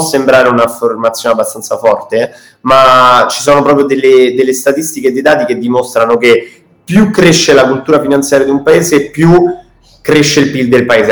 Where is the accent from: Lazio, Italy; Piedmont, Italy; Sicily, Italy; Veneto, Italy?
Lazio, Italy; Rome; sia io che Edoardo, il mio socio, siamo, siamo di Roma